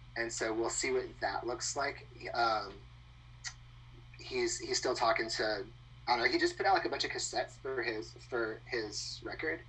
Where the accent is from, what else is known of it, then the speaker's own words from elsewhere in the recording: Texas, United States; moved away as an adult; now in Austin, United States; I grew up in like the swamp of Texas. Okay. So if you like look at the Texas Louisiana border and go as south as possible, that's where I'm from.